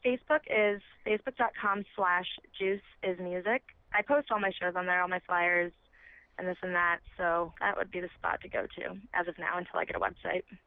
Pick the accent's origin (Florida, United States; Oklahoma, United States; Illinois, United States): Illinois, United States; south suburbs of Chicago; also born or lived in Los Angeles, California; now in Arizona, United States; I'm from um, the south suburbs of Illinois, so that's where I grew up